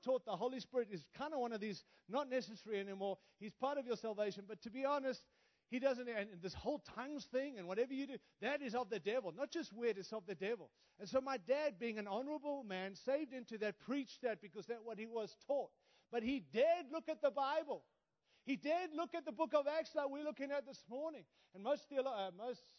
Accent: Australia; also born or lived in Africa; now in United States; My accent is because I was born in Africa, raised in Australia, and now live in the great nation of the United States

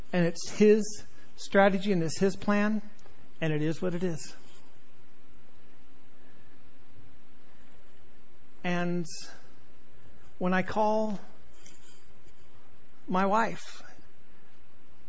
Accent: Southern California, United States; moved away; I grew up in Southern California

